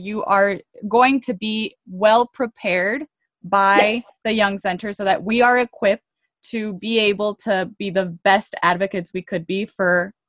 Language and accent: English; Harlingen, Texas, United States; I was born in Harlingen, Texas.